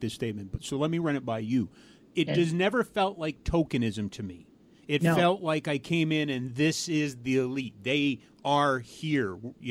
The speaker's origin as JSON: {"language": "English", "country": "Canada", "said": "I'd like to think as a Canadian that we're a little more progressive than others."}